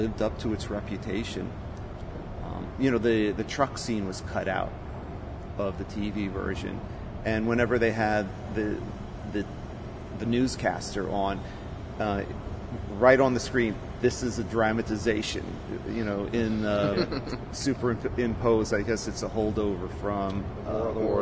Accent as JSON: {"language": "English", "area": "Rockland County", "region": "New York", "country": "United States", "tie": "born or raised there", "also_born_or_lived": "Las Vegas, Nevada", "said": "I moved back and to Rockland County, which is where I grew up, Rockland County, New York"}